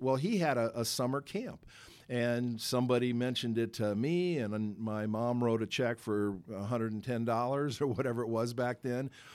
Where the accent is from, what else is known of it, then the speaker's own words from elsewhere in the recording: Los Angeles, California, United States; I grew up in Los Angeles